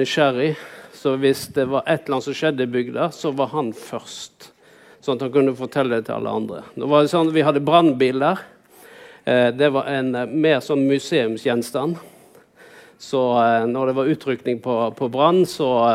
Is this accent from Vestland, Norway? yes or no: yes; Vaksdal, Vestland, Norway; jeg vokste opp på Vaksdal. Vaksdal er en liten bygd inne i fjorden her